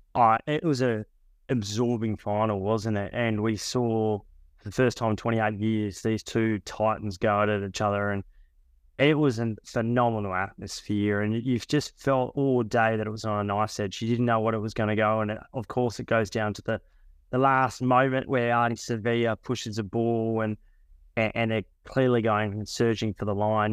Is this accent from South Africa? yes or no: no; Australia; being an Australian journalist